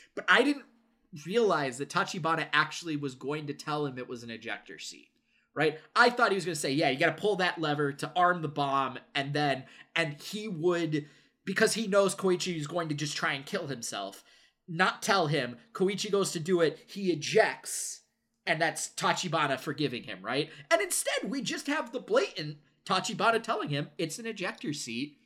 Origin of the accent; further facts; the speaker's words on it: United States; I am conditioned as an American